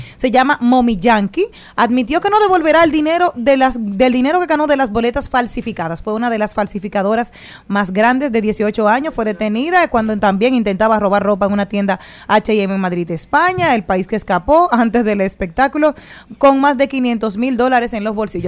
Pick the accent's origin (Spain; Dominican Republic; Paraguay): Dominican Republic; somos dominicanos